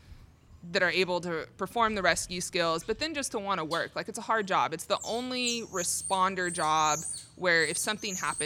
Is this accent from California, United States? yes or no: yes; Torrance, California, United States; moved away as an adult; now in College Station, United States; I'm originally from California. So I was born and raised in Torrance, California, and I moved out here